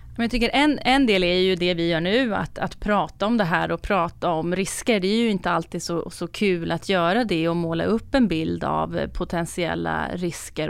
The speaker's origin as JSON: {"language": "Swedish", "town": "Stockholm", "region": "Stockholm County", "country": "Sweden", "said": "som stockholmare"}